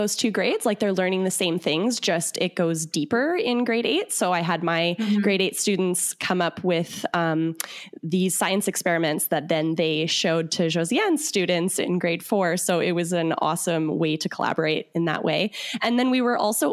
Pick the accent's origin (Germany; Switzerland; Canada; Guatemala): Canada; Winnipeg, Manitoba; we're from Manitoba, Canada. So it's in the prairies. So we're right like smack dab in the center of Canada. And I'm from, we're both from Winnipeg